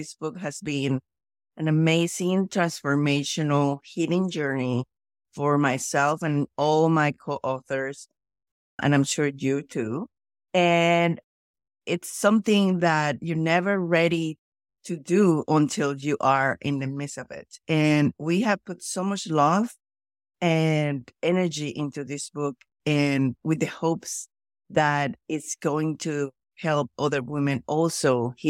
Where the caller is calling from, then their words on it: Anchorage, Alaska, United States; I am joining from Anchorage, Alaska at the ungodly hour of 7:50 in the morning.